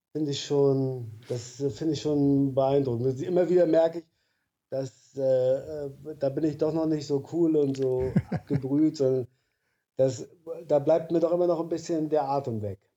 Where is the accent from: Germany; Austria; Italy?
Germany; East Germany; also born or lived in Stralsund / Berlin; bei uns im Osten, gab es in den Betrieben immer so die Straße der Besten